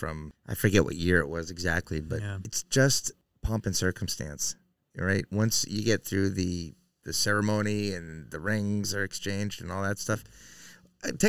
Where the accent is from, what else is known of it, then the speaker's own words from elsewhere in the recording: New England, United States; I'm from New England